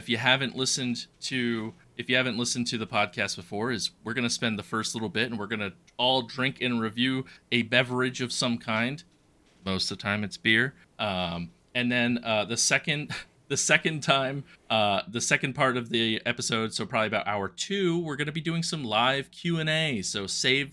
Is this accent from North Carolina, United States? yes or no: yes; North Carolina, United States; That's where I'm from